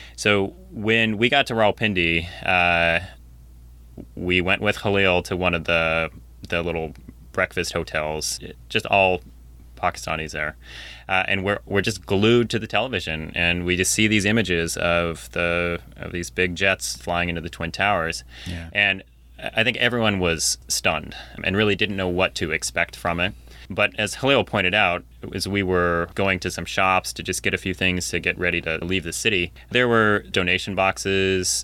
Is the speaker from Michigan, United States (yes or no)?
no; Ellensburg, Washington, United States; I grew up in Ellensburg, so in the middle part of Washington State